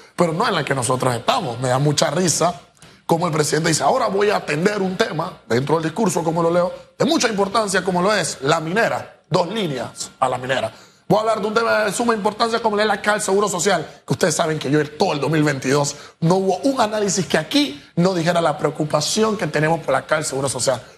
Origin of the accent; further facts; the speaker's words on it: Panama; ¿dónde está la realidad de mi país? ¿Dónde está Panamá?